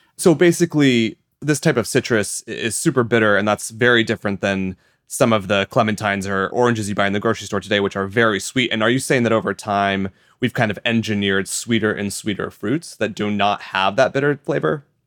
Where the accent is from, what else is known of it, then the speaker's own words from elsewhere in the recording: Iowa, United States; I'm from Iowa in the U S and my house is not far at all from massive fields of corn and soy